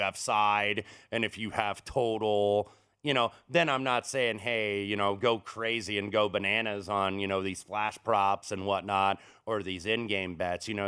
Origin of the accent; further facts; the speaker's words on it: Indianapolis, Indiana, United States; moved away; my hometown of Indianapolis